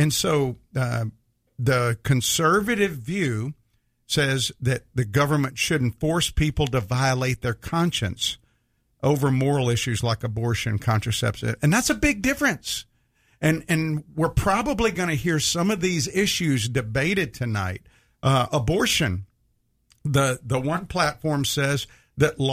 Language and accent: English; the South, United States; I grew up in the South with strong traditional values